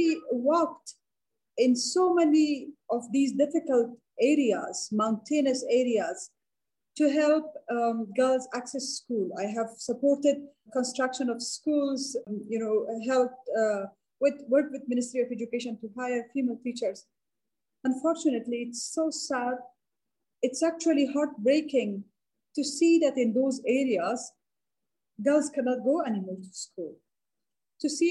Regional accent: Badakhshan, Afghanistan; born or raised there

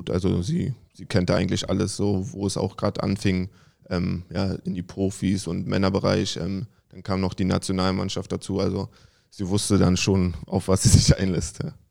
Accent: Berlin, Germany; Im Südosten, also Klinike bin ich aufgewachsen. Meine Frau ähm, im Nebenort war Rudo Buko.

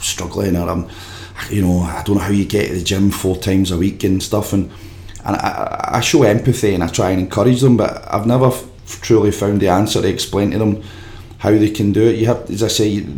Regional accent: Glasgow, Scotland, United Kingdom; I grew up in Yoker, just in the borders of Clydebank

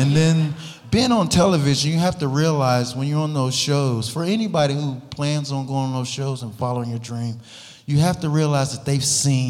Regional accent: West Virginia, United States; I was born and raised in West By God, Virginia. Don't you forget the By God.

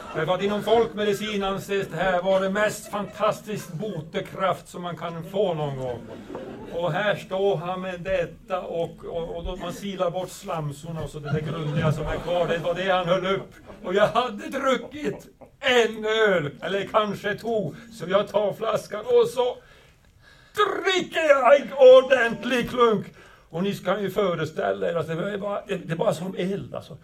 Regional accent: northern Sweden, Sweden; jag kommer från Nordsverige, väldigt, väldigt långt ifrån storbyarna

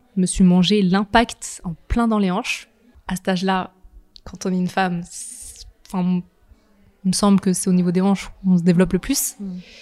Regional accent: Nantes, Pays de la Loire, France; je suis de Nantes. j'ai vécu toute ma vie à Nantes.

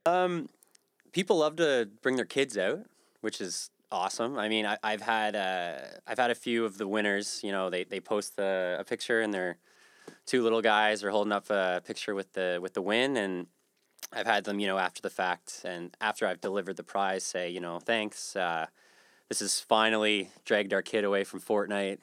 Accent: East Coast, Canada; also born or lived in Western Canada; now in Halifax, Canada; I'm from the East Coast originally, and I, I moved out west for a while

